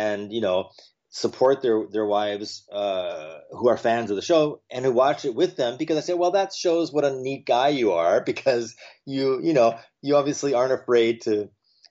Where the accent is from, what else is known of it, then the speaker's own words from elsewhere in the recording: New York City, New York, United States; moved away; also born or lived in California; my birthplace is New York. I was born in Manhattan.